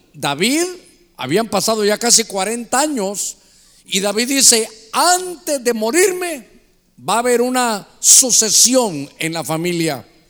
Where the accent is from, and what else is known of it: Honduras